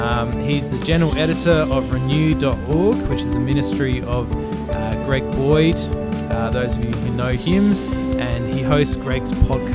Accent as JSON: {"language": "English", "country": "Australia", "said": "Yeah, I'm the Aussie one."}